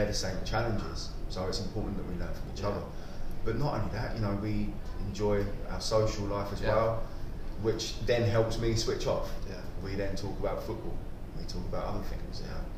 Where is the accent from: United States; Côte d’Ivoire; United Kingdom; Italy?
United Kingdom; Kent, South East England; moved away as an adult; also born or lived in Portsmouth; now in Dubai, United Arab Emirates; From a young age, I was 12 years old, I moved from Kent to Portsmouth